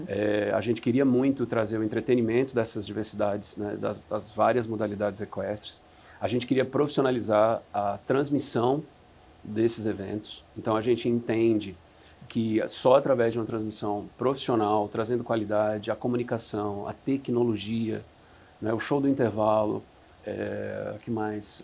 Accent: Recife, Pernambuco, Brazil; moved away as an adult; also born or lived in Atlanta, United States; eu sou de Recife. Saí de Recife com 19 anos.

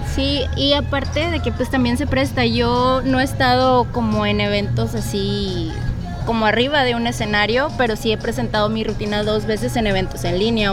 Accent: Mexico; yo soy de la Victoria

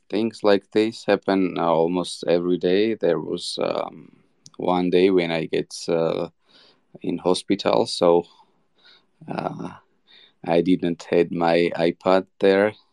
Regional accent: Georgia; English is a second language; I'm 29 years old. I'm from Georgia.

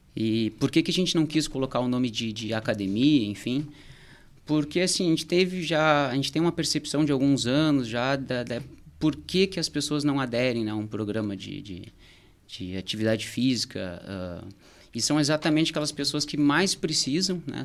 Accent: Porto Alegre, Rio Grande do Sul, Brazil; moved away as an adult; now in Torres, Brazil; eu sou de Porto Alegre, tô aqui em Tous já há quatro anos

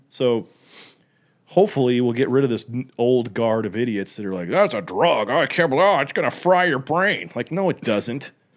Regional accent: Utah, United States; I'm from Utah

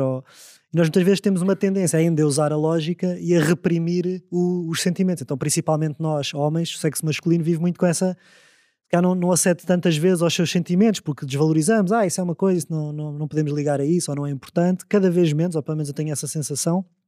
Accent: Amadora, Lisbon, Portugal; eu cresci na Amadora

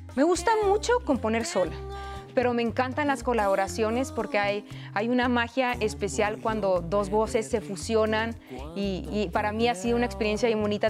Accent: Hermosillo, Sonora, Mexico; now in Mexico City, Mexico; Vengo del norte del país, soy de Hermosillo, Sonora, mucho calor, desierto completamente, pero justo el venirme a, Ciudad de México

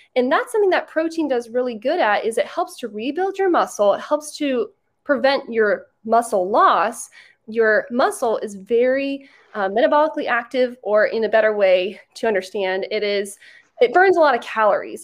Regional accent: Orlando, Florida, United States; I'm from Orlando

